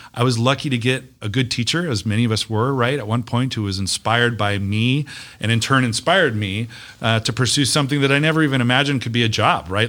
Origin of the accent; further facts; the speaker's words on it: Las Vegas, Nevada, United States; I'm a kid from Las Vegas. I believe in this town. I've watched it grow up